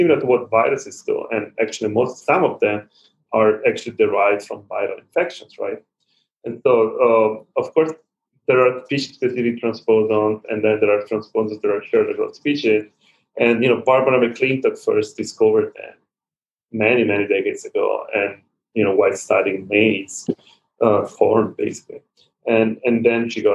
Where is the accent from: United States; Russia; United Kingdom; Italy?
Italy; Milan, Lombardy; also born or lived in Rome; we are originally from the Milan area, so in the north